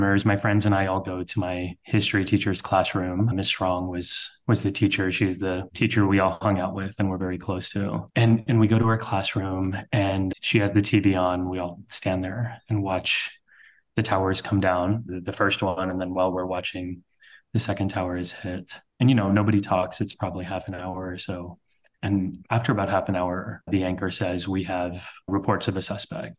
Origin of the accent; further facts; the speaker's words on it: South Texas, United States; now in New York, United States; I was born and raised in Texas, one of the very few Sikh families wearing turbans in South Texas, where we grew up